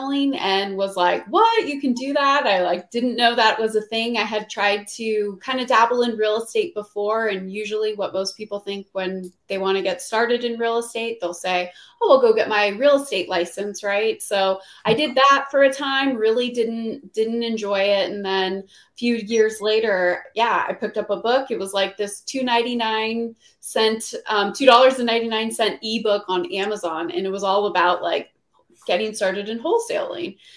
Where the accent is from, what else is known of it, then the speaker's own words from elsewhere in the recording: Phoenix, Arizona, United States; also born or lived in Los Angeles; I'm from Phoenix. That's where I am. I'm back in Phoenix now